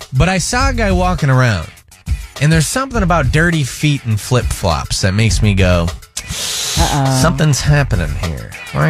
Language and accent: English; Midwest, United States; I'm from the Midwest